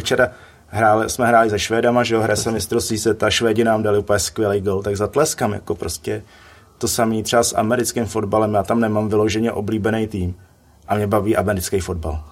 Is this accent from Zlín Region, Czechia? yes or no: no; Litvínov, Ústí nad Labem Region, Czechia; já jsem z Litvínova